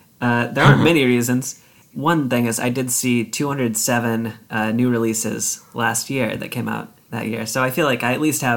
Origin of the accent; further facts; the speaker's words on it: Richmond, Virginia, United States; I'm from Richmond, Virginia